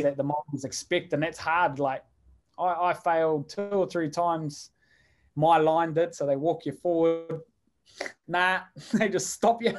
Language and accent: English; Hawke's Bay, New Zealand; I'm from the Hawke's Bay